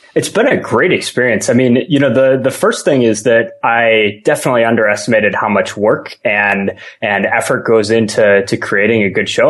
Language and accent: English; Michigan, United States; moved away; I'm from Michigan originally